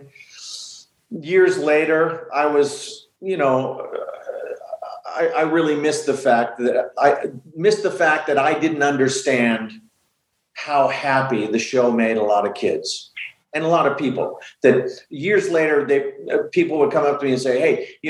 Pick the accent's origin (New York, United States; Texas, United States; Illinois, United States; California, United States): California, United States; Los Angeles; We grew up in Sherman Oaks when it was still all kind of dairy farms and orange orchards.